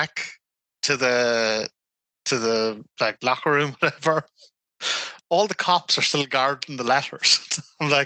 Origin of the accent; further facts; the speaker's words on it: Armagh, Northern Ireland, United Kingdom; I'm from Armagh